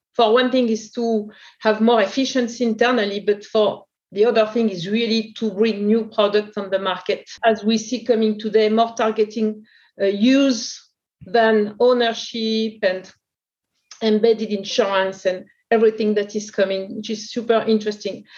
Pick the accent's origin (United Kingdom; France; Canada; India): France; accent: French; English is a second language; also born or lived in New York / Porto / Sao Paulo; In France, you can imagine from my accent